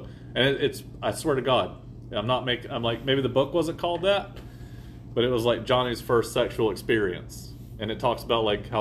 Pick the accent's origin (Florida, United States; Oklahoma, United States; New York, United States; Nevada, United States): Florida, United States; I grew up in Florida